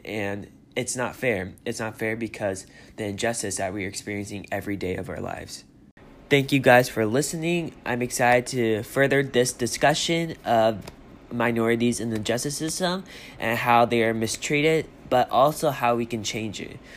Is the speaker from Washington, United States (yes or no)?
yes; Seattle, Washington, United States; I'm from Seattle, Washington